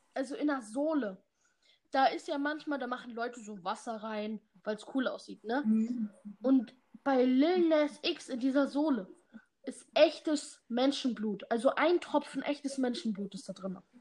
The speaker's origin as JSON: {"language": "German", "country": "Germany", "also_born_or_lived": "Bad Harzburg, Lower Saxony", "said": "Wir sind Deutsche"}